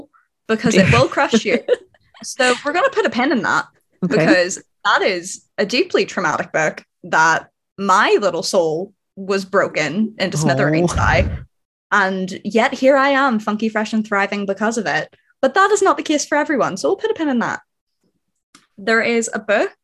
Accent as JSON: {"language": "English", "region": "Northern Ireland", "country": "United Kingdom", "said": "I am also from lovely, tiny, little, awful Northern Ireland"}